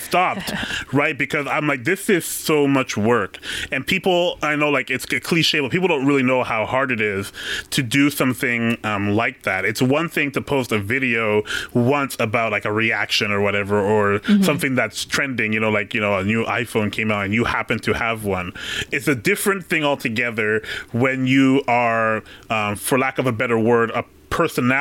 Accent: Canada; I'm from Canada

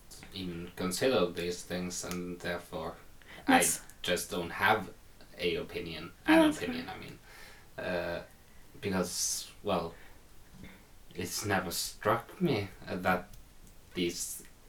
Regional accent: Norway; English is a second language; As most Norwegians can, I can read and write English without much problem.

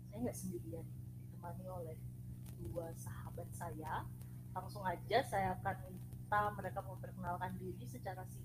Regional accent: Biak, Papua, Indonesia; Nah kalau saya jadi saya dari Biak Papua

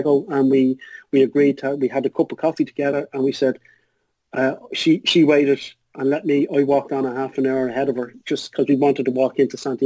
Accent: Ireland; as an Irish thing

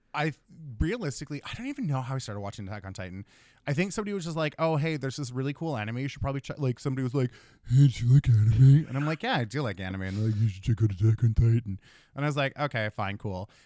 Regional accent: Thunder Bay, Ontario, Canada; I'm from Thunder Bay.

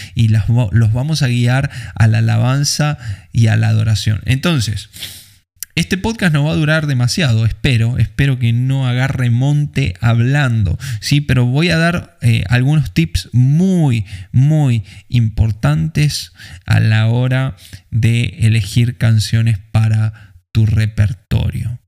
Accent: Argentina; en un lugar como Argentina, eh, que tenemos otro tipo de cultura

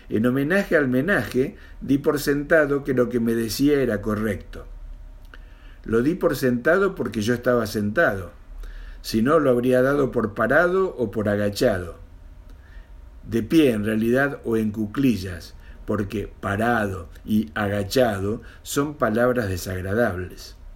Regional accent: Mendoza, Argentina; born there; now in Buenos Aires, Argentina; tengo 65 años, vivo acá en Capital Federal de la Argentina, aunque nací en Mendoza hace mucho, mucho tiempo.

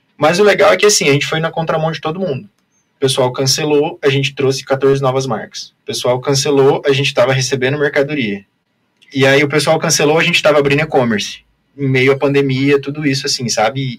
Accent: Foz do Iguaçu, Paraná, Brazil; also born or lived in Biratã; me considero de Foz, né? Porque sempre morei

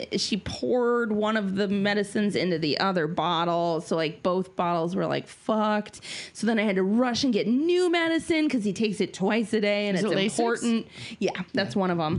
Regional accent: Minnesota, United States; I'm Minnesotan

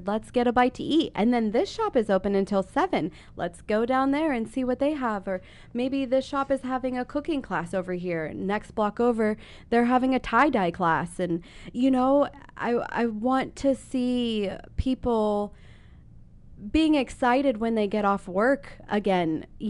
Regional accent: Columbus, Ohio, United States; also born or lived in South Dakota; since my mom and I moved here from South Dakota. And I'm not from South Dakota. I was born and raised in Columbus, but I've lived everywhere.

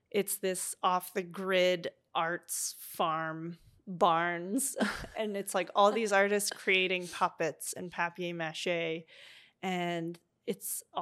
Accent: Eastern Canada, Canada; now in British Columbia, Canada; And I grew up in the East, but I was like, I need something to change.

